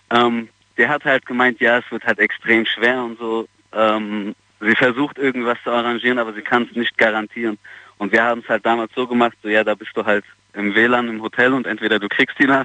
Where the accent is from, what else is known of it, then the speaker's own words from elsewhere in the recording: Mannheim, Baden-Württemberg, Germany; Ich komme vom Jungbusch aus Mannheim.